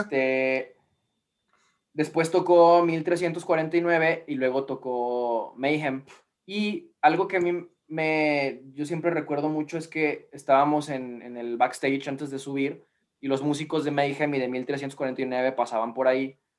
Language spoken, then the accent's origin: Spanish; Mexico; somos de México